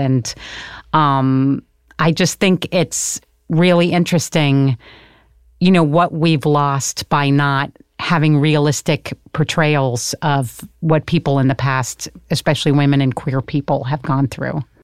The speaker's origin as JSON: {"language": "English", "region": "Connecticut", "country": "United States", "also_born_or_lived": "New York City", "moved": "yes", "said": "was born in New York City, but I'm from Connecticut"}